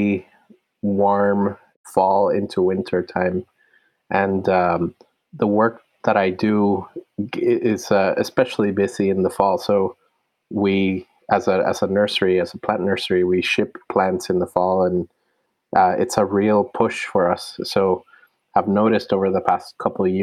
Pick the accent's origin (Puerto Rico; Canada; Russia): Puerto Rico; also born or lived in Cayuga land (New York); now in United States; I was born in Puerto Rico, where my people are from, and they've been there for many hundreds of years